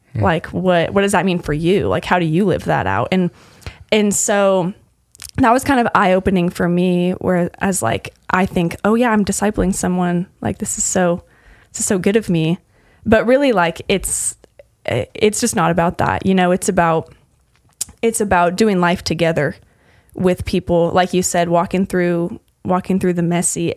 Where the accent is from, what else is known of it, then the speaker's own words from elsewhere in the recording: Lincoln, Nebraska, United States; moved away as an adult; also born or lived in Utah / Texas; I'm from Lincoln, Nebraska originally, um, and I grew up um, doing FCA at my school. So, junior high through high school